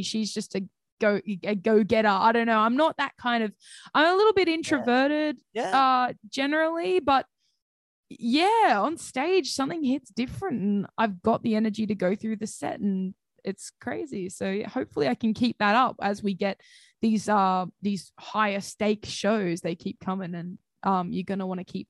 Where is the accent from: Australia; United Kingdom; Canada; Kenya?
Australia; Central Coast, New South Wales; I'm from the Central Coast